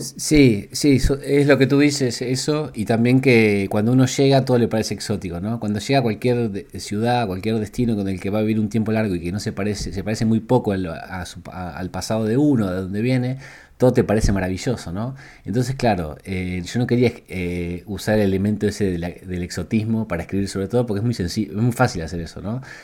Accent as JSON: {"language": "Spanish", "country": "Argentina", "moved": "as an adult", "lives_now": "Barcelona, Spain", "said": "el lugar de donde vengo, que es Argentina y es Latinoamérica."}